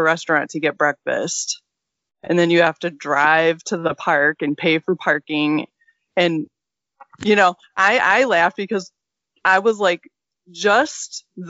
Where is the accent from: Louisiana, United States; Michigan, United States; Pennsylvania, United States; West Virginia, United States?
Michigan, United States; we're from Michigan, guys, so we call northern Michigan up north.